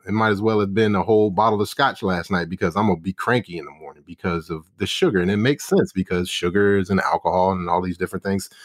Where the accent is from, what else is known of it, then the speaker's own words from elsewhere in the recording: Charleston, South Carolina, United States; moved away as an adult; now in Dallas, United States; growing up in Charleston for me, which I was born and bred